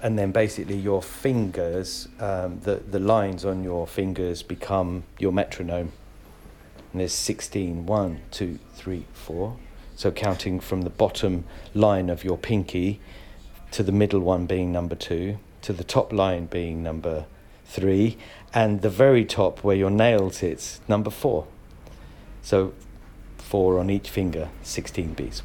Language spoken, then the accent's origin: English; Hounslow, London, United Kingdom; also born or lived in Leeds, Yorkshire and the Humber; I was born in Leeds, here, UK